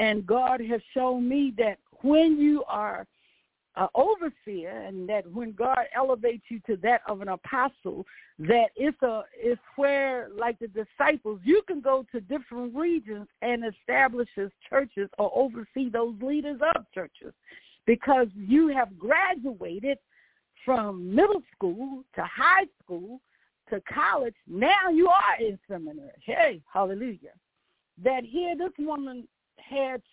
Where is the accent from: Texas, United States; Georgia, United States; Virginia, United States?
Virginia, United States; accent: country; moved away; also born or lived in Baltimore; I have my own dialect. I said, I'm from Virginia.